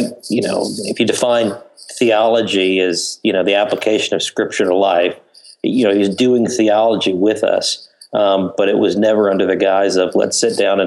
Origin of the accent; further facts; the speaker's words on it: suburbs of Chicago, Illinois, United States; also born or lived in Cambridge, England / Minneapolis, Minnesota; spent most of my life growing up in the suburbs of Chicago.